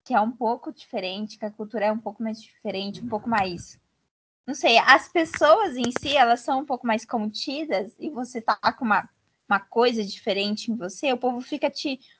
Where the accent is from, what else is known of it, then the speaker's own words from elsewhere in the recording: São Paulo, Brazil; E quando eu me mudei para Minas, sul de Minas, né, que eu sou de São Paulo, interior de São Paulo, é, eu queria usar chapéu